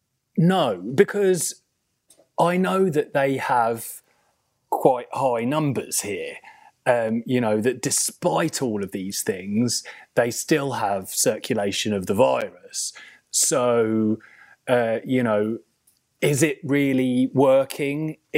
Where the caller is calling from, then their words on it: Germany; I'm also should say that I'm beaming live from Germany.